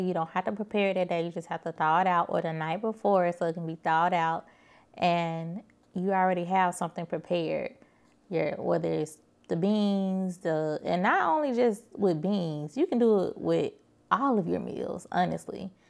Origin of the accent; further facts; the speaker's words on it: Birmingham, Alabama, United States; moved away; I drove to Birmingham, which is my hometown, from Birmingham, Alabama